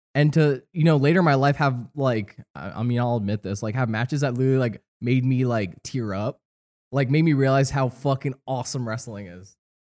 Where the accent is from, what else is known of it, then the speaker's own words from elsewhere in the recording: East Coast, United States; I'm from the East Coast.